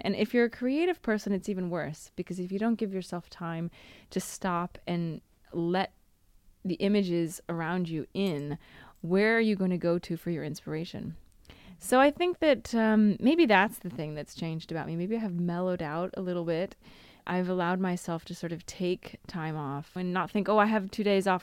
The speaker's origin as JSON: {"language": "English", "country": "United States", "moved": "as an adult", "lives_now": "Italy", "said": "me as an American"}